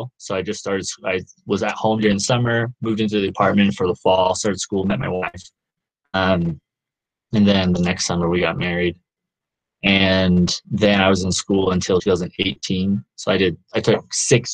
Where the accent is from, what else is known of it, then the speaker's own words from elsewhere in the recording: Nashville, Tennessee, United States; moved away as an adult; also born or lived in Utah; now in Provo, United States; I'm originally from Nashville, Tennessee